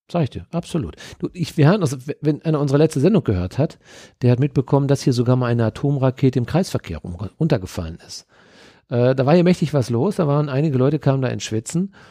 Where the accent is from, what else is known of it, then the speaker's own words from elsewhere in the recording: Dortmund, North Rhine-Westphalia, Germany; Ja, so sind wir Dortmunder.